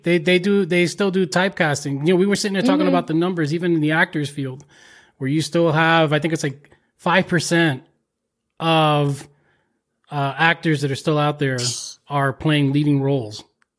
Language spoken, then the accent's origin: English; Paterson, New Jersey, United States; Like I grew up in Patterson